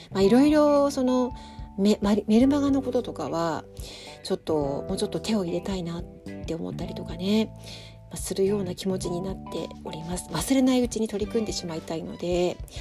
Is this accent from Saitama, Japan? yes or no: no; Tokyo, Japan; now in Sapporo, Japan; 私の実家も東京なので